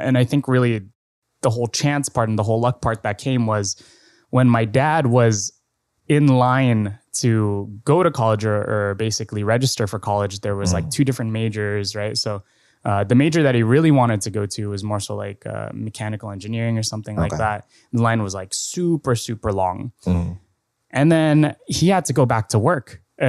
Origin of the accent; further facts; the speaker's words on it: Mandaluyong, Metro Manila, Philippines; born there; also born or lived in Antipolo; So funny enough, I was born in Mandaluyong. Mm-hmm. I went to Montessori in Antipolo.